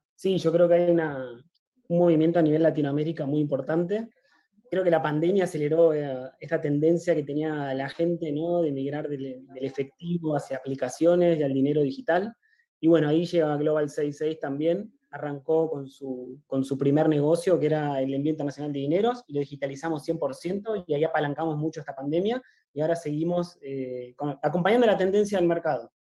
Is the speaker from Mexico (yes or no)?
no; Argentina; yo soy argentino